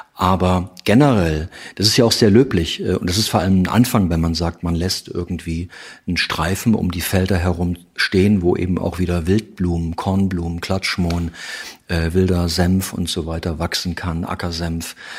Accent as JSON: {"language": "German", "region": "East Germany", "country": "Germany", "said": "ich komme noch aus der Zeit, aus der DDR"}